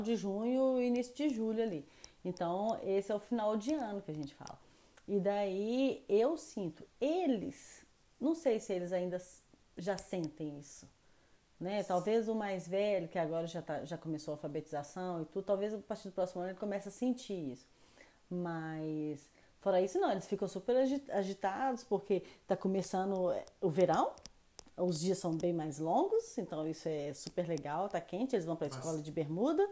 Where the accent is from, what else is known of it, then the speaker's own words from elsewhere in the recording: Belo Horizonte, Minas Gerais, Brazil; moved away as an adult; now in France; Eu sou de Belo Horizonte, eu sou mineira.